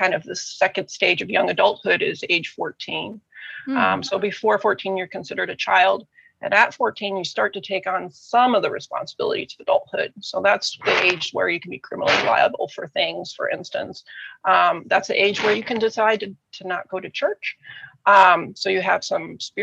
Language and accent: English; United States; moved away as an adult; also born or lived in Germany; We're American